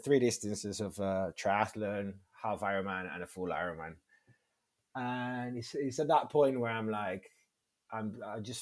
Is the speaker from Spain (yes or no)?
yes; northern Spain, Spain; English is a second language; also born or lived in Cádiz, Spain / Algeciras, Spain / Madrid, Spain / Burgos, Spain; now in London, United Kingdom; I was raised in the north